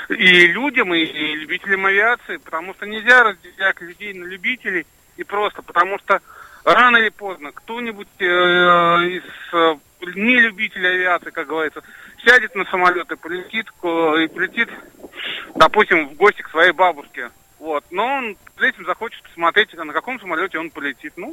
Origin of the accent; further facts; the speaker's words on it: Russia; я просто сказал, что я из России, они сказали, окей, не вопрос, заходи.